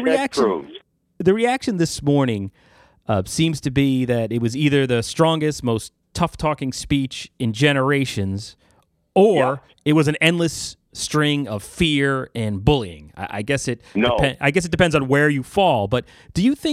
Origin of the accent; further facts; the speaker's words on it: about an hour north of New York City, United States; I'm from New York, grew up about an hour north of New York City, on the Harlem Line of Metro North.